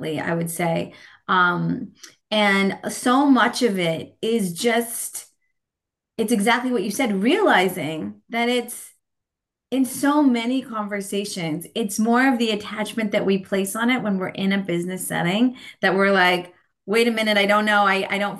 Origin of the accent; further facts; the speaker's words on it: California, United States; moved away as an adult; also born or lived in San Francisco, California; now in Portland, United States; I grew up in California. Still on the West Coast in Portland, Oregon